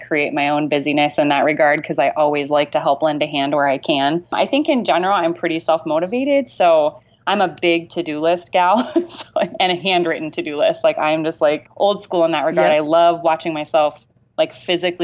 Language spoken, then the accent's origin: English; Amana Colonies, Iowa, United States; I grew up in the Amana Colonies.